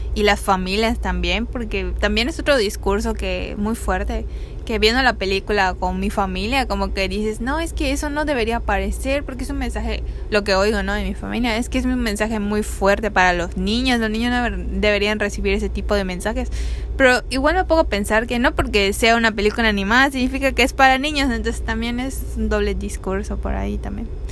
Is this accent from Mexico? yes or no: yes; Mexico; nosotros mismos como mexicanos